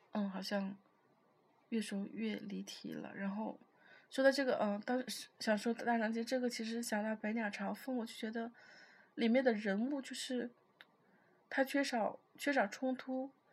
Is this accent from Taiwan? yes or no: no; China; 我们中国人，就是我们这种文化